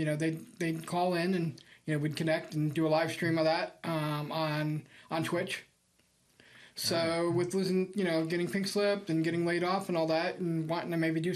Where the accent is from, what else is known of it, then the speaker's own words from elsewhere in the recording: New York City, New York, United States; also born or lived in California; now in Midland, United States; I'm from New York City originally